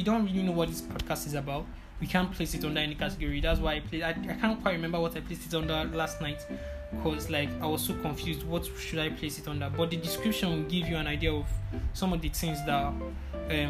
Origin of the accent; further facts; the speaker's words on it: Abuja, Federal Capital Territory, Nigeria; moved away; also born or lived in eastern Nigeria; we grew up in Abuja.